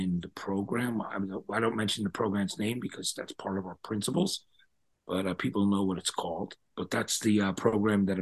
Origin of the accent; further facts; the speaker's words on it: New Jersey, United States; I'm from New Jersey